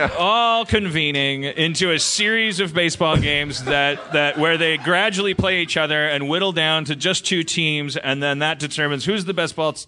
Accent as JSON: {"language": "English", "town": "Austin", "region": "Texas", "country": "United States", "said": "I don't even know what the city is. I've never. I'm from Austin."}